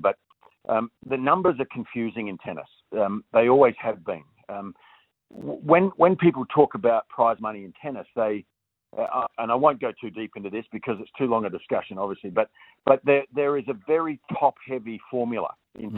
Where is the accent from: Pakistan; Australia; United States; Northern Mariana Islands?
Australia; as an Australian